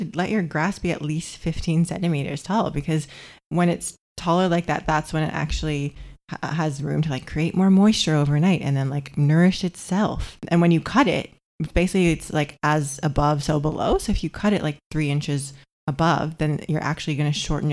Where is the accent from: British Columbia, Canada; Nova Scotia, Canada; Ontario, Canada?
Ontario, Canada; Toronto; moved away as an adult; also born or lived in Bondi, Australia; now in Gold Coast, Australia; we grew up in Toronto and everyone has these like manicured lawns